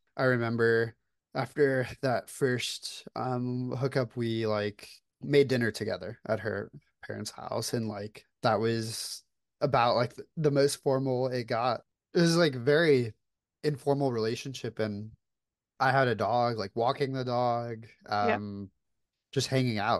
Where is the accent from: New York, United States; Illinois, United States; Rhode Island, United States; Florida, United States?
Florida, United States; moved away as an adult; now in Atlanta, United States; I currently live in Atlanta, Georgia. I was born and raised in Florida